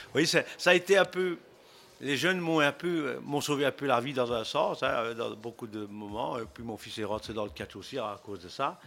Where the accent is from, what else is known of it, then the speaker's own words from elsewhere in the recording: Belgium; moved away as an adult; also born or lived in United States; Je suis né en Belgique